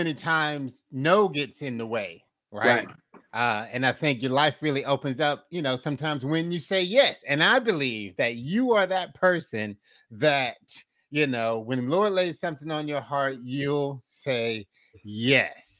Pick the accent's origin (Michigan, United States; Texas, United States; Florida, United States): Florida, United States; Fort Myers; I'm originally from Fort Myers